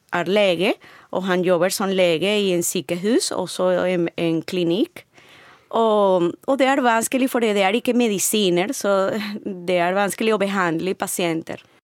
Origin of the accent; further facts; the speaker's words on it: Venezuela; Norwegian is a second language; moved away as an adult; also born or lived in Caracas; now in Norway; Jeg kommer fra Venezuela.